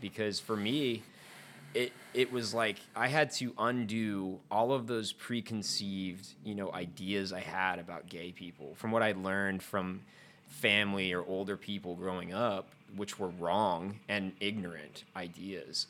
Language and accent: English; the South, United States; growing up in the South